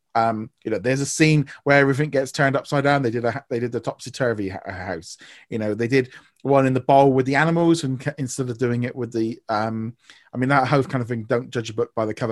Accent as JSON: {"language": "English", "country": "United Kingdom", "said": "as far as being a Brit goes, and as being a Brit"}